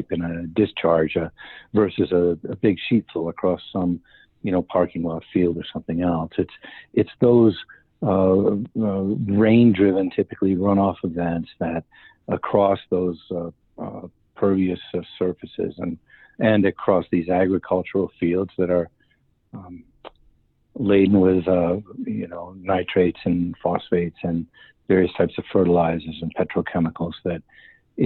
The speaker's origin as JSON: {"language": "English", "region": "Massachusetts", "country": "United States", "tie": "born or raised there", "said": "where I grew up in Massachusetts"}